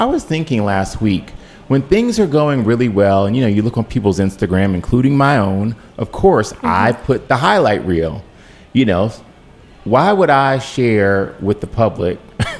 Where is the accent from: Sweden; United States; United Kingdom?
United States; Cleveland, Ohio; now in Washington, D.C., United States; I'm from Cleveland, and that's where the majority of my extended family is.